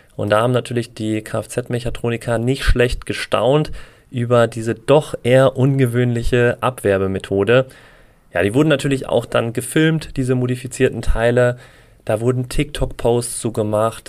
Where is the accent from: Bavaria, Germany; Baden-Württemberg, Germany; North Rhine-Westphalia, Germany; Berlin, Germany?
North Rhine-Westphalia, Germany; Essen; moved away; Ich komme ja ursprünglich auch aus Essen